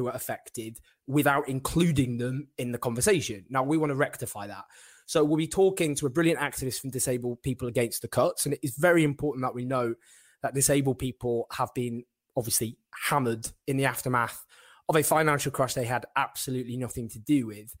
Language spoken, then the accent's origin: English; Manchester, North West England, United Kingdom; my hometown Manchester